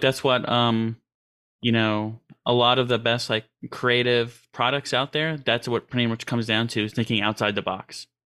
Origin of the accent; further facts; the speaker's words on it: New York City, New York, United States; I grew up in Queens, New York, and as a city boy